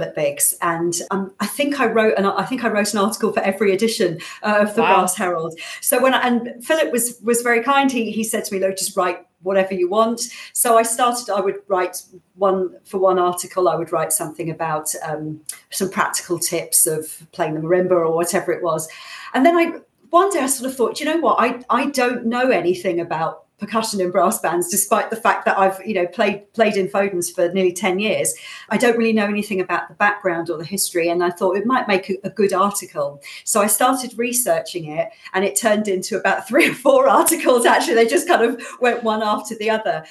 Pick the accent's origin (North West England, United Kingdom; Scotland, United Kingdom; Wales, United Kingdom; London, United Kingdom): London, United Kingdom; Thornton Heath; moved away as an adult; also born or lived in Manchester; I'm from Thornton Heath originally in South London